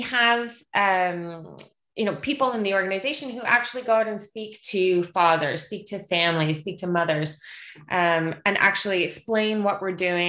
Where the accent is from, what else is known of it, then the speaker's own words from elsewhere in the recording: Canada; as a Canadian